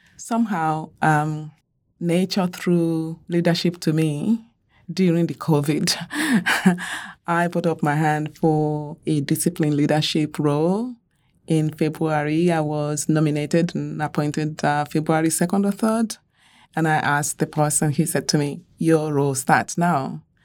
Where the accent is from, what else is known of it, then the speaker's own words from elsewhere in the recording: Nigeria; I grew up in Nigeria